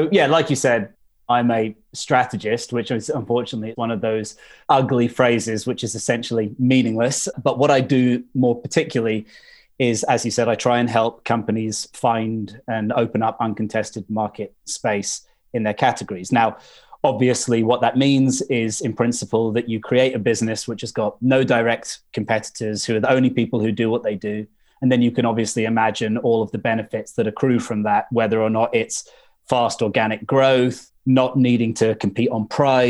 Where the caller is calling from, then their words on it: Suffolk, East of England, United Kingdom; I'm calling in from Suffolk, although I was back in London last week